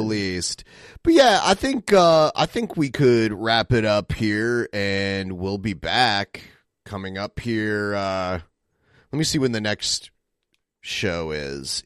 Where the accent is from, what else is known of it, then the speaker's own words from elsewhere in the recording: Toledo, Ohio, United States; my hometown